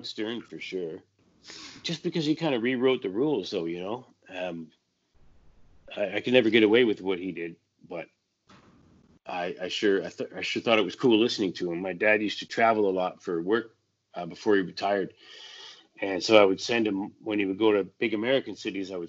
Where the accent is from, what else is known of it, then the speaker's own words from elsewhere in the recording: White Rock, British Columbia, Canada; I grew up in White Rock, so you could get Seattle radio on a clear night